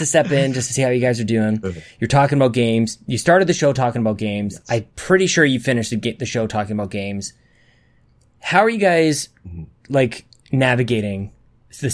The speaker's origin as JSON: {"language": "English", "country": "Canada", "said": "being Canadian"}